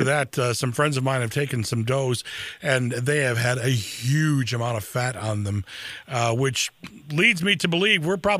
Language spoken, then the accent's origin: English; Lansing, Michigan, United States; especially in my hometown of Lansing. I've spent so much, over half my life, oddly enough, on the radio here in Lansing.